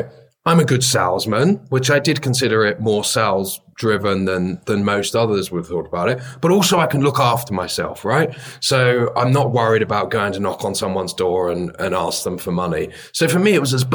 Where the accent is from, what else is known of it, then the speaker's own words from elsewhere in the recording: London, United Kingdom; I grew up in Bethnal Green in East London